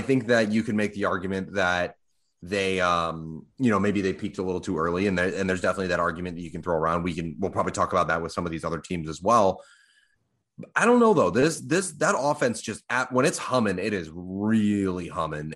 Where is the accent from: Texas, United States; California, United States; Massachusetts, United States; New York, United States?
Massachusetts, United States; Boston; I'm from Boston